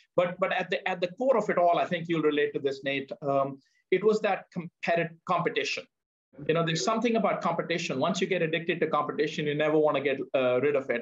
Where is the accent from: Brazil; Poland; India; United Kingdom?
India; moved away; growing up in India